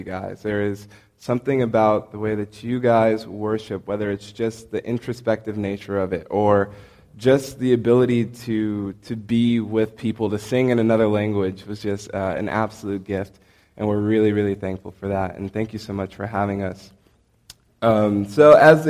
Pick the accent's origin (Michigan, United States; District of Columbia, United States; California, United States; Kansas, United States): California, United States; San Francisco Bay Area; moved away as an adult; also born or lived in Tampa; now in Cayman Islands; I am originally from California, San Francisco, Berkeley, Bay Area. That is my hometown.